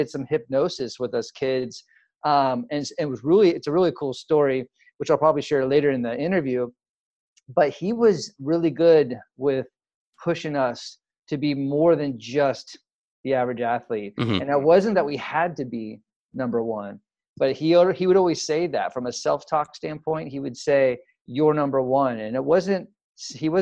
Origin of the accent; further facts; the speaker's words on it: San Ramon, California, United States; moved away as an adult; I grew up in what they call the Bay Area. And so I grew about 20 minutes east of Oakland. So I lived in a small little town or city now called San Ramon